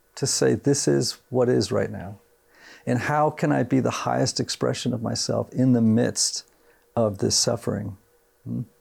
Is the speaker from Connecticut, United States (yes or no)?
yes; Greenwich, Connecticut, United States; I grew up in Greenwich, Connecticut, right, right outside of Manhattan